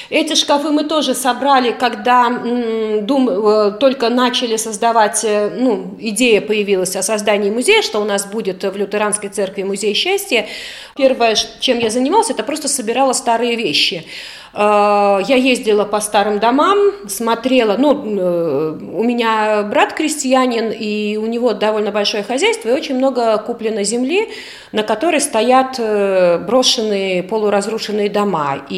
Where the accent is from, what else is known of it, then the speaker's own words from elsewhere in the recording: Indra, Krāslava Municipality, Latvia; born there; я родилась в Индорской волости. Бабушка приехала первой.